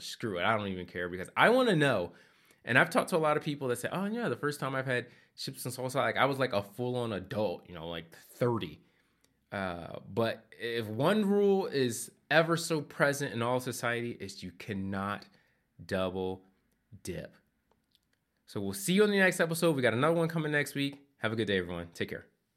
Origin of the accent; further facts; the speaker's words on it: Philadelphia, Pennsylvania, United States; moved away as an adult; also born or lived in Asheville, North Carolina; I, I grew up in Philadelphia